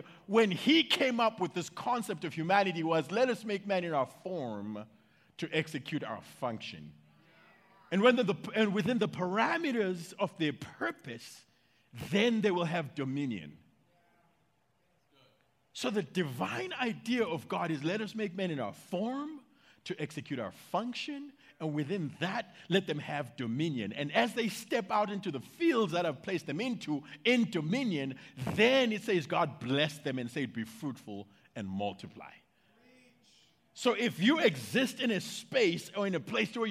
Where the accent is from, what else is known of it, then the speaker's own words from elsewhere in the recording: United States; I'm American.